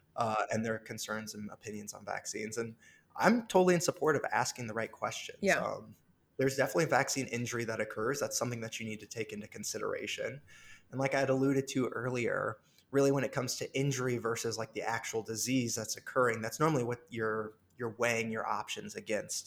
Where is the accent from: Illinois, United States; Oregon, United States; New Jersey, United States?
Illinois, United States; Orion; now in Chicago, United States; I'm from a small town called Orion, Illinois. But yeah, I grew up on a farm with cows and corn and moved to the big city for school just uh, four years ago